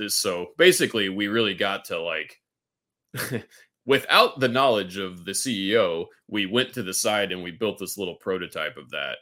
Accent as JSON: {"language": "English", "town": "Kansas City", "country": "United States", "tie": "born or raised there", "also_born_or_lived": "Texas", "moved": "as an adult", "said": "I'm a Kansas City, uh, native."}